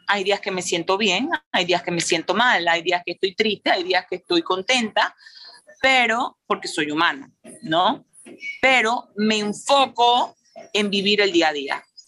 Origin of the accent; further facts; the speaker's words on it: Panama; como madre, como empresaria, como panameña